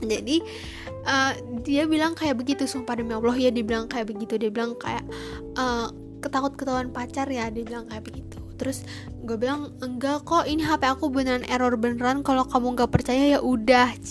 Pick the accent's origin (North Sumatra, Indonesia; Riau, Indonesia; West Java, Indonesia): West Java, Indonesia; memalukan gue sebagai warga Sunda gue sebagai suku asli warga Sunda